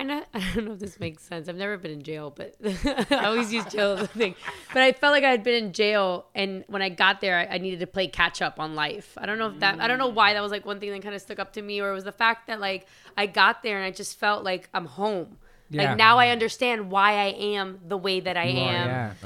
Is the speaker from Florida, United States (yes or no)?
yes; Miami, Florida, United States; Cause I'm here and I grew up in Miami, but you know, and I'm American, but I grew up very Latin.